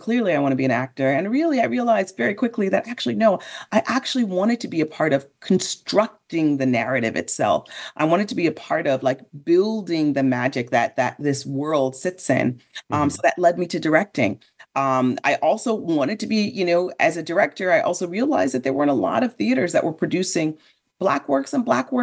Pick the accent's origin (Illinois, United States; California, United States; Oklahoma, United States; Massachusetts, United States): Illinois, United States; Chicago; I grew up in Chicago, right outside of Chicago